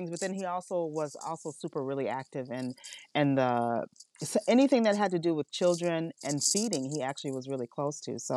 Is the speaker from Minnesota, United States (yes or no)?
yes; Minneapolis, Minnesota, United States; I was raised around the Minneapolis sound that was created here in Minneapolis